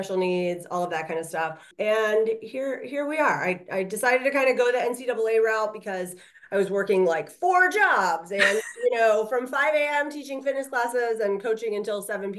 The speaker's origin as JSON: {"language": "English", "town": "Orlando", "region": "Florida", "country": "United States", "tie": "born or raised there", "also_born_or_lived": "Tennessee / New Jersey", "moved": "as an adult", "lives_now": "Alabama, United States", "said": "I grew up in Orlando, Florida."}